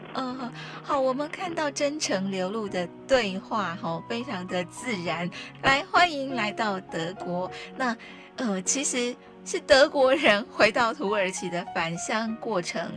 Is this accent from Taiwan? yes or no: yes; Taitung County, Taiwan; 我是台东人